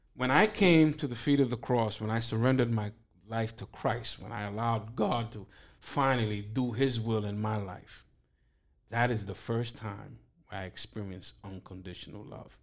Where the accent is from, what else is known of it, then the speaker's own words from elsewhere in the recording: New York City, New York, United States; born and raised in East New York, first generation American from Dominican parents